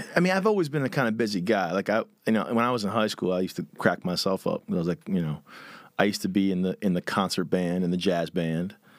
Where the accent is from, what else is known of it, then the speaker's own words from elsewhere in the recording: Philadelphia, Pennsylvania, United States; I grew up, um, right on the border of, like, Northeast Philly and Huntington Valley